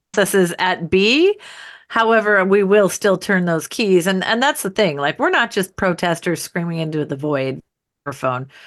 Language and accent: English; United States; as an American citizen